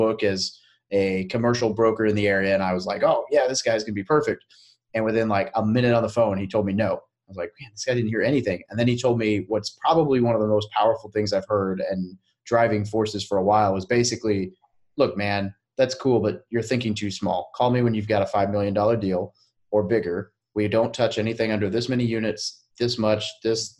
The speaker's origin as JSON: {"language": "English", "town": "Little Rock", "region": "Arkansas", "country": "United States", "said": "I'm from Little Rock."}